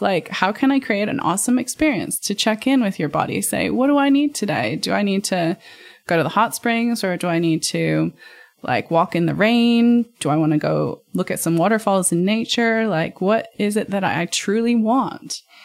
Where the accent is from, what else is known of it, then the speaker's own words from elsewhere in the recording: United States; being American